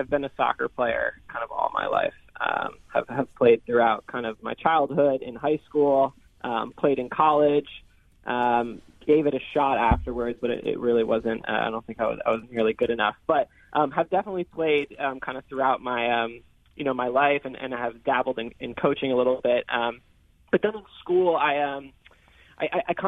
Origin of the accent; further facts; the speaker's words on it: New York City, New York, United States; I'm from New York City